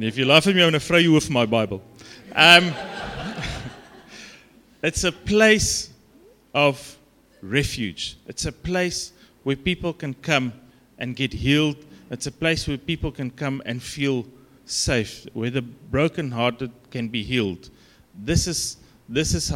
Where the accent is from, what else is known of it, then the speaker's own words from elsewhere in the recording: South Africa; accent: Afrikaans; my Afrikaans accent